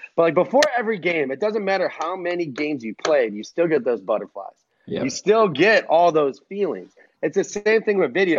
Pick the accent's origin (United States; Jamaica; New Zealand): United States; Cleveland, Ohio; I'm from Cleveland